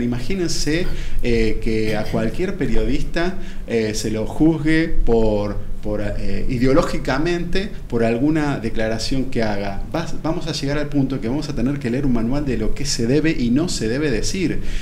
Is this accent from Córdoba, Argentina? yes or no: no; Buenos Aires, Argentina; moved away as an adult; yo soy de Buenos Aires, yo eh, estudié aquí en la UBA y, toda la vida viví aquí en Buenos Aires